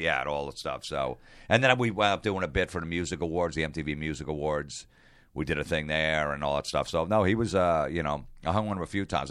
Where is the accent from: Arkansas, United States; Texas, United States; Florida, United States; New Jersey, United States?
New Jersey, United States; also born or lived in Long Island, New York; I grew up in New Jersey